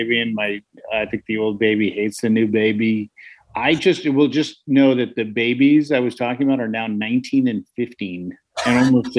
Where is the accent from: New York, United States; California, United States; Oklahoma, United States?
California, United States; San Francisco; Like, and I grew up in San Francisco. I never learned how to drive a stick because we just didn't have them.